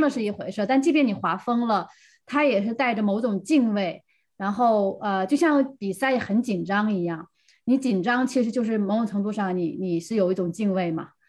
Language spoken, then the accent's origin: Chinese; Heilongjiang, China; 我是来自黑龙江